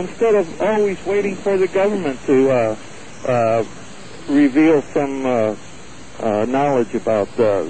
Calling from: Oceanside, California, United States; I'm calling from Oceanside, California.

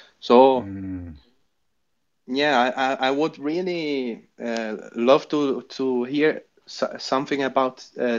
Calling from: Brazil; I'm talking from Brazil, and I am a meditator for more than 1 year now.

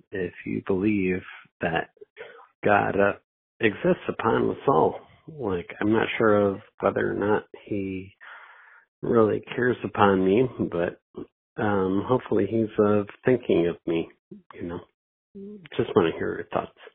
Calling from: Wisconsin, United States; Um, I'm from Wisconsin.

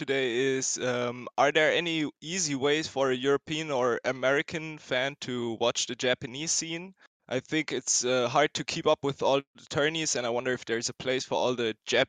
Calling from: Berlin, Germany; I'm calling in from Berlin, Germany.

